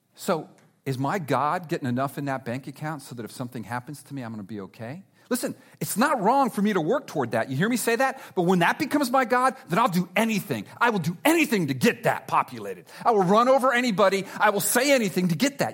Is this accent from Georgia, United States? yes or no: no; South Florida, United States; I'm from South Florida. I love South Florida